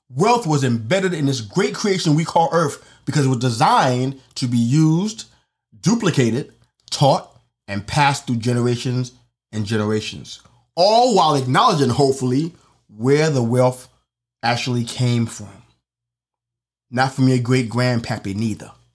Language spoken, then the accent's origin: English; New York City, New York, United States; my hometown, for example, on the Upper East Side